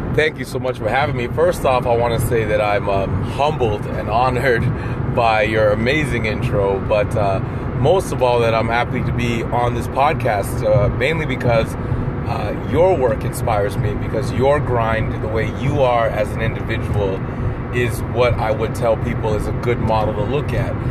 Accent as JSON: {"language": "English", "region": "Ontario", "country": "Canada", "tie": "born or raised there", "said": "I'm from Ontario, and in Ontario, you finish high school at 19 back in the 90s"}